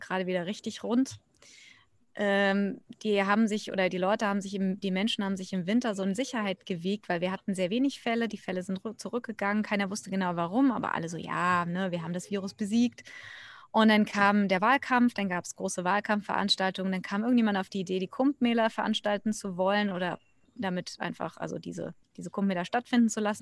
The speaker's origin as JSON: {"language": "German", "country": "Germany", "moved": "yes", "lives_now": "India", "said": "Ich bin Deutsche, eigentlich ursprünglich ausgewandert vor mittlerweile knapp 20 Jahren"}